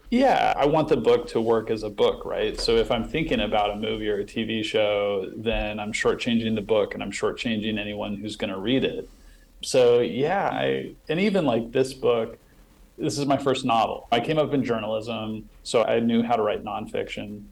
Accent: western Nebraska, United States; it's set in this little town in western Nebraska. It's a fictionalized version of my hometown

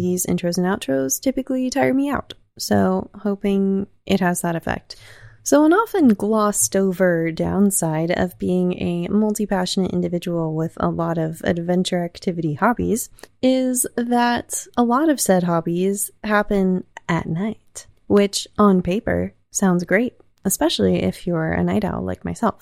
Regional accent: the South, United States; I was raised in the South, not in religion, but around it

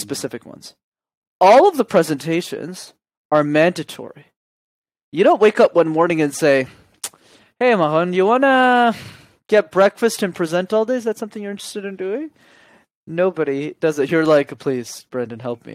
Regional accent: Montreal, Quebec, Canada; I grew up in Montreal.

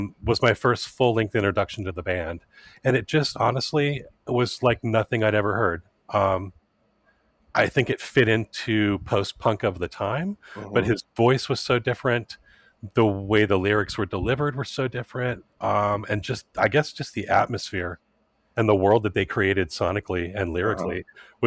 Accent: Southern California, United States; I grew up in Southern California

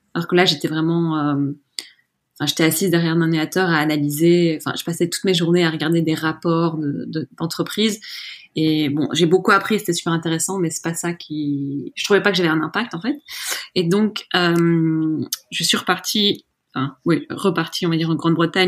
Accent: Brussels, Brussels-Capital Region, Belgium; also born or lived in Scotland; j'ai grandi à Bruxelles

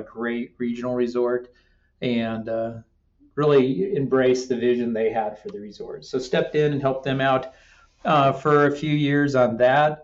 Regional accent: Denver, Colorado, United States; also born or lived in Albuquerque, New Mexico; the front range of Colorado, Denver, Parker, that area.

